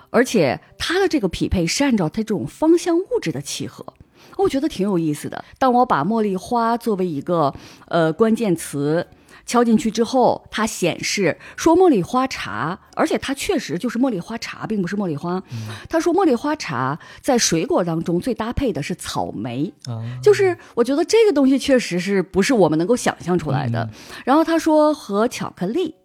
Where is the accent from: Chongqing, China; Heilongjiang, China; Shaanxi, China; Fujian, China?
Heilongjiang, China; Harbin; moved away as an adult; now in Barcelona, Spain; 我是哈尔滨人，从小我们吃酸菜嗯。长大的